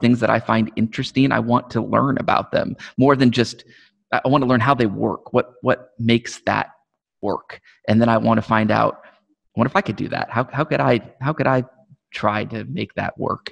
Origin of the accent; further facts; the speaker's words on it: Omaha, Nebraska, United States; I'm from Omaha. I grew up in Omaha. been here all my life